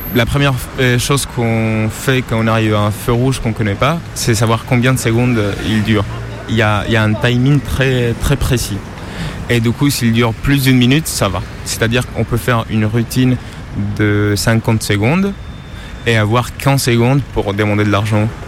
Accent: Colombia; French is a second language; now in France; Je viens de Colombie

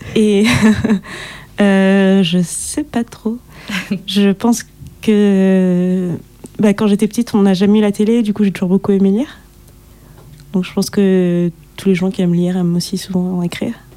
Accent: Guadeloupe; je suis guadeloupéenne

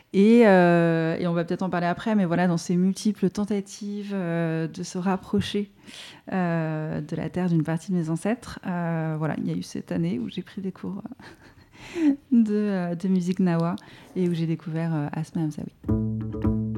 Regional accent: France; first language French; la langue française, bah, c'est du coup ma langue maternelle à proprement parler, puisque ma mère est du coup voilà, française

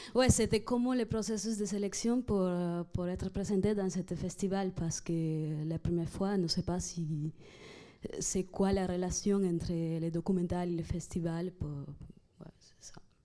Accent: Tunisia; je suis tunisienne aussi

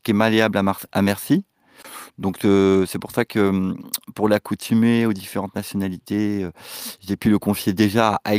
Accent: Dieppe, Normandy, France; nous avons grandi ensemble à Dieppe

